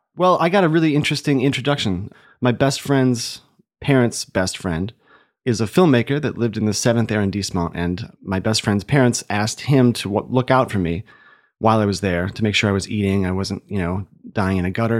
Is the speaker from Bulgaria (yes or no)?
no; Ohio, United States; now in Chicago, United States; I grew up in Ohio.